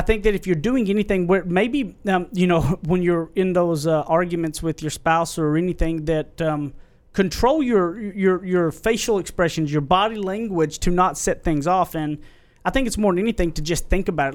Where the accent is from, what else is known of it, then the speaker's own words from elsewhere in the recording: Carlisle, United States; moved away; also born or lived in Tyler; back to my hometown where I went to high school.